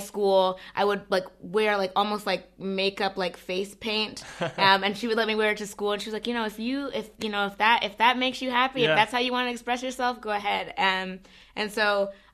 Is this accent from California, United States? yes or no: no; Alexandria, Virginia, United States; I grew up in Virginia, in Alexandria, Virginia, which is right outside of Washington, D.C.